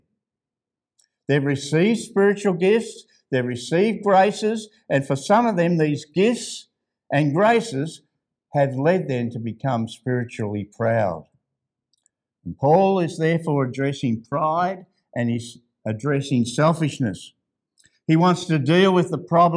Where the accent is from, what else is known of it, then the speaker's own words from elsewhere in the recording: Ballarat, Victoria, Australia; Ballarat, that's my hometown